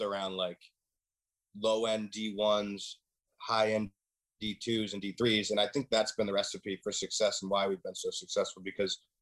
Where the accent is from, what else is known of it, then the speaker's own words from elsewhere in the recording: Worcester, Massachusetts, United States; I'm from the Worcester area, 5 minutes away